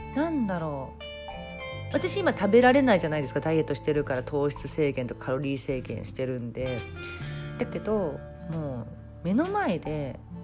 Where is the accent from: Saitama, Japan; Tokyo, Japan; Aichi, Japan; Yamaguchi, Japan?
Tokyo, Japan; 私江戸っ子で両親も東京の人